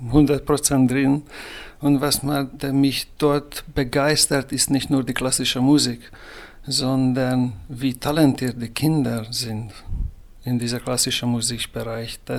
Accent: Hungary; Ich komme aus Ungarn, weil sehr nah zur Sowjetunion stammen und deswegen eigentlich diese sozialistische äh, Kindheit haben wir geteilt.

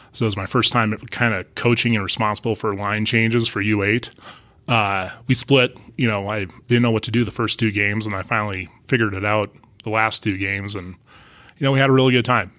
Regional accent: Crosby, North Dakota, United States; moved away; I'm from a small town in northwestern North Dakota, Crosby

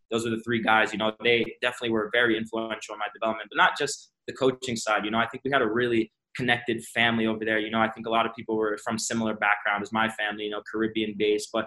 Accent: Florida, United States; also born or lived in Georgia / California / Jamaica; I was born in Georgia, moved to California, and spent few years there, spent a few years in Jamaica, but we made our way to South Florida, and that's when I really like established myself.

